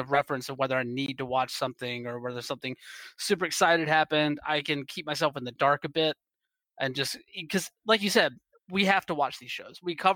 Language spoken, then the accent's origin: English; East Coast, United States; moved away as an adult; now in West Coast, United States; I'm originally from the East Coast. And so I'm still getting used to the West Coast in some ways, even though I've been out here for like a handful of years at this point